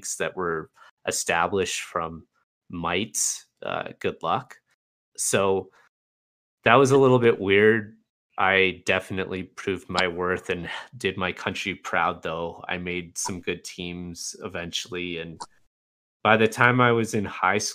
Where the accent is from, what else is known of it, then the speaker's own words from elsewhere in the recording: Canada; I'm Canadian